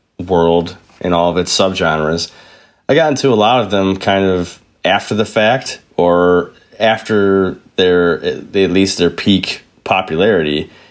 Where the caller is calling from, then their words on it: Buffalo, New York, United States; I am calling in from Buffalo, New York in the United States of America.